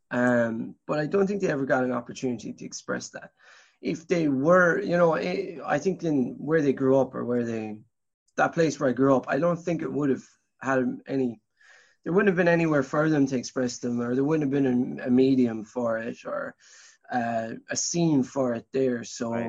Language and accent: English; County Tipperary, Munster, Ireland; I grew up in County Tipperary.